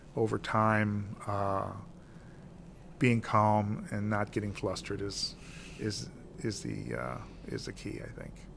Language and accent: English; Granite City, Illinois, United States; as a kid growing up in Granite City